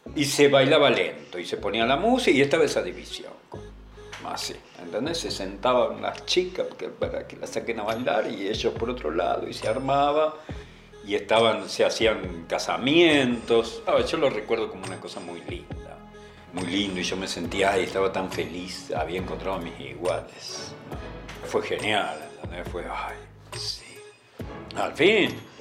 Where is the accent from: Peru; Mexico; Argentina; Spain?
Argentina; Villa Constitución, Santa Fe; yo soy de Villa Constitución, del sur de Santa Fe, una ciudad chiquita pero industrial